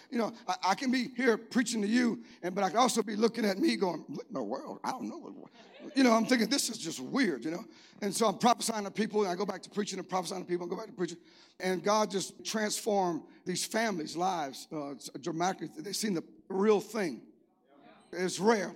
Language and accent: English; Cajun, Louisiana, United States; I'm Cajun